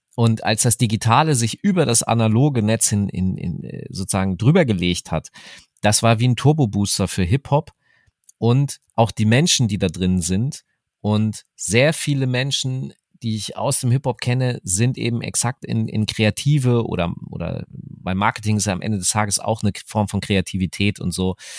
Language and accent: German; Hanover, Lower Saxony, Germany; meiner Heimatstadt Hannover